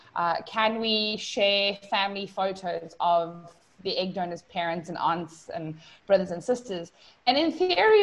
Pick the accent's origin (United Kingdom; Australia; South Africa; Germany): South Africa; now in Puerto Rico; I am originally from South Africa